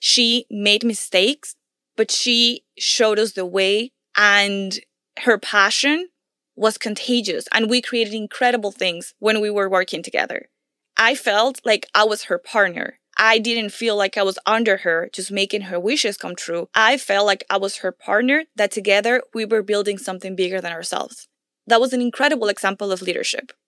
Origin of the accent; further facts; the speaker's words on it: Venezuela; I come from Venezuela